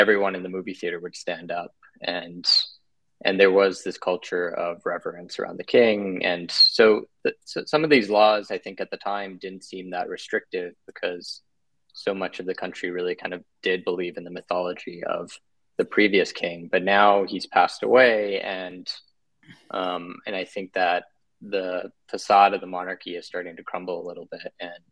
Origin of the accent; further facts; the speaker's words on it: Bangkok, Thailand; So I'm half American, half Thai, and I grew up in Bangkok